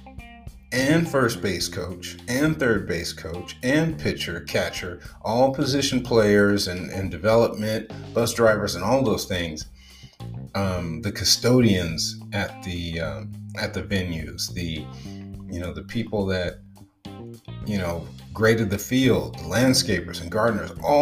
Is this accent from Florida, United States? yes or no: no; Los Angeles, California, United States; I grew up in Los Angeles.